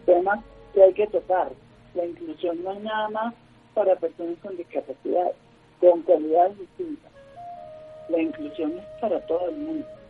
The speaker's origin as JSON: {"language": "Spanish", "country": "Venezuela", "moved": "as an adult", "lives_now": "Colombia", "said": "mi país, por, las circunstancias que, vivimos en Venezuela"}